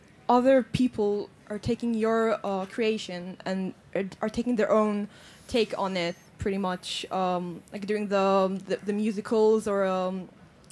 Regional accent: Israel; moved away; I come originally from Israel, and there we have a very large geeky community

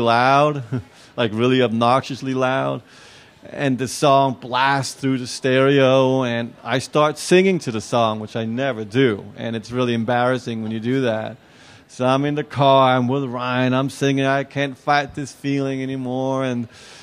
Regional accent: Copenhagen, Capital Region of Denmark, Denmark; I'm from Copenhagen. I live in Copenhagen.

